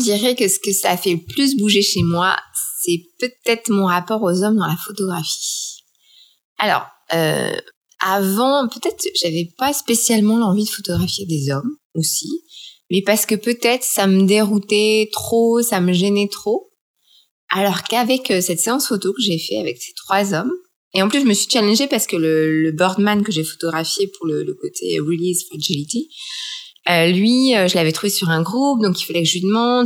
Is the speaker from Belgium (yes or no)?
no; France; moved away as an adult; now in Shanghai, China; Je suis française. Je suis euh, une photographe qui a passé toute sa vie euh, en France et qui, a 40 ans, à débarquer à Shanghai